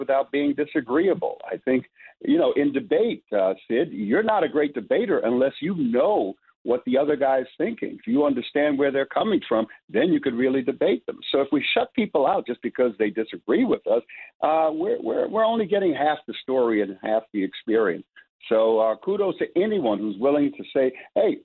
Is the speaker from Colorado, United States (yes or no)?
no; New York City, New York, United States; also born or lived in Panama; I grew up in Bedford-Stuyvesant, Brooklyn, and then Bushwick, Brooklyn